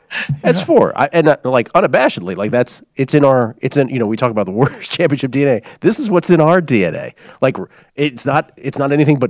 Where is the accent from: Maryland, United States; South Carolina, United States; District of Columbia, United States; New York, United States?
District of Columbia, United States; Washington; also born or lived in Miami / San Francisco / Boston; now in Las Vegas, United States; I've lived a long time in several major American cities. Obviously, I grew up in Washington, D.C., lived most of my adult life in San Francisco, and have spent great amount of time in Boston during my college years, also in Miami growing up.